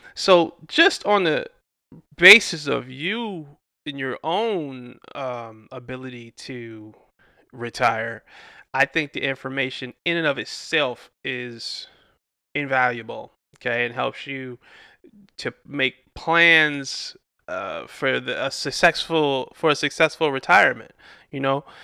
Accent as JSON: {"language": "English", "town": "Detroit", "region": "Michigan", "country": "United States", "said": "I'm from Detroit"}